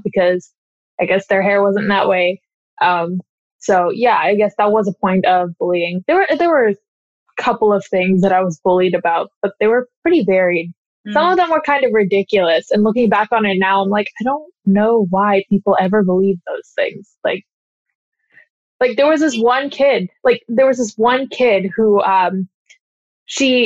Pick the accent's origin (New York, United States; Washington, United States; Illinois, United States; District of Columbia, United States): Washington, United States; Redmond; also born or lived in Kirkland, Washington; I was raised in Redmond, and Redmond is like fairly diverse